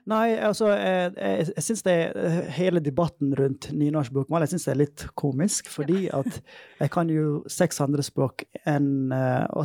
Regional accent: Møre og Romsdal, Norway; accent: Volda dialect (Sunnmøre); Norwegian is a second language; Jeg er glad for Volda-dialekten min, da. Det er jo sunnmørsk dialekt jeg prøver å liksom Ja. ja. Snakke, sånn.

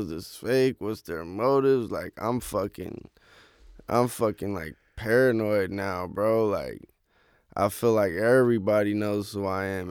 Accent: Oakland, California, United States; moved away as an adult; now in Los Angeles, United States; Oakland. So I grew up right next to Lake Merritt

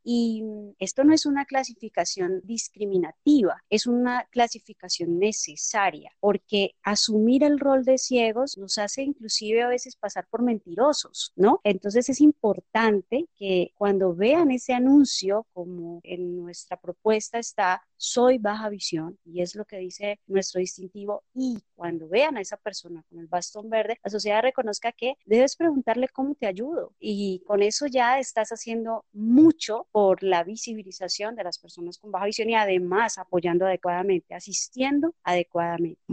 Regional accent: Colombia; como buenos colombianos

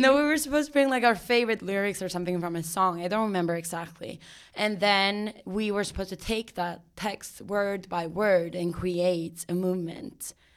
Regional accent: Sweden; moved away as an adult; also born or lived in Ireland; now in New York, United States; I'm from Sweden

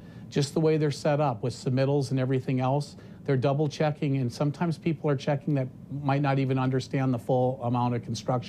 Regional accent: North Dakota, United States; I'm from North Dakota

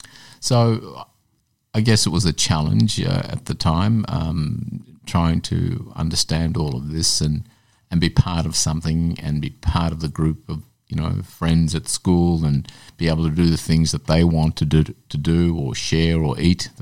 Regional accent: Glenroy, Victoria, Australia; But a child to a migrant family and straddling dual cultures is not a new story for many kids that have come from migrant families.

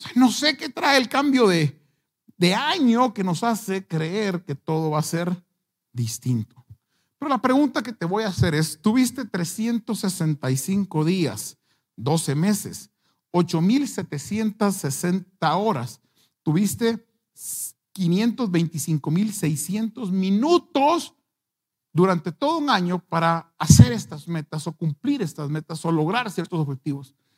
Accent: Guatemala; como buenos chapines

